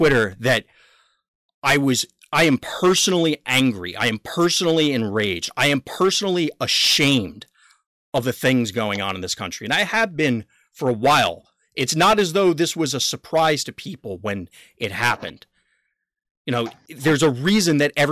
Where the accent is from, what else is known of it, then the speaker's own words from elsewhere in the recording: United States; I'm an American